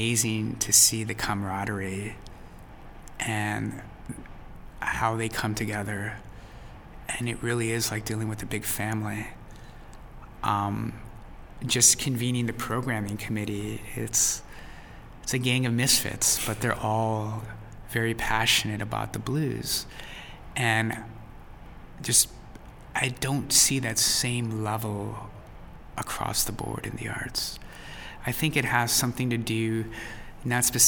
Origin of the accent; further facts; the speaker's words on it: United States; we're all American